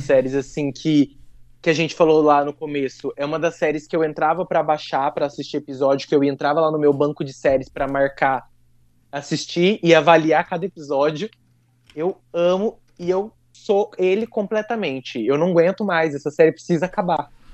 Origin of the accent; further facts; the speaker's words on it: Brazil; accent: caipira; meu sotaque caipira